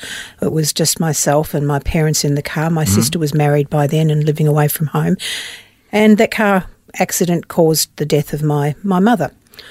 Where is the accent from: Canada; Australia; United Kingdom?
Australia; Pyramid Hill, Victoria; also born or lived in Melbourne; I was born in Melbourne a few years later, and eventually we moved to a very small country town called Pyramid Hill.